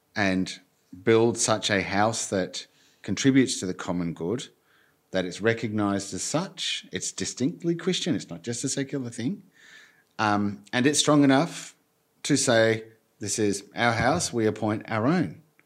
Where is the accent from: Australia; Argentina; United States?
Argentina; moved away; I grew up in Argentina and worked there and as an adult as well